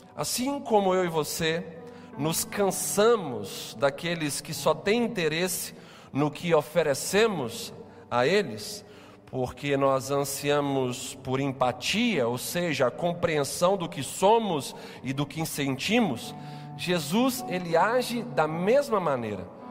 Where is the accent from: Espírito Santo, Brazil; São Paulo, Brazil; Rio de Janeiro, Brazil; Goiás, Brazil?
Espírito Santo, Brazil; Capixabas; enquanto capixabas enquanto cidadãos dessa cidade